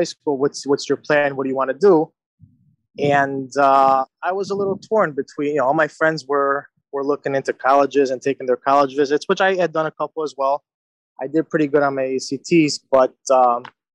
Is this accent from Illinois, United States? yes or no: yes; Chicago, Illinois, United States; also born or lived in Italy; I was born in the Chicagoland area and grew up in the same neighborhood as Victor.